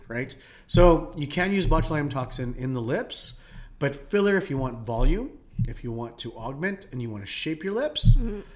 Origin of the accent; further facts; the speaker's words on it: Philippines; now in Calgary, Canada; I'm Filipino.